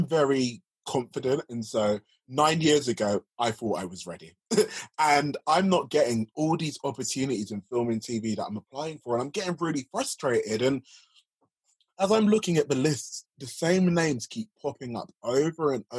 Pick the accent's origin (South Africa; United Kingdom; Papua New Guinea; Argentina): United Kingdom; London; I grew up in South London. I grew up in Woolwich specifically